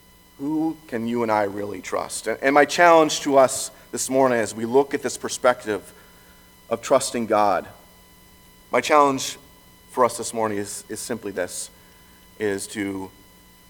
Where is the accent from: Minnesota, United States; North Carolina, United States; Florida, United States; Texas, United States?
Minnesota, United States; Lake Benton; moved away; I grew up in Lake Benton, Minnesota, which is about 5 hours away from here.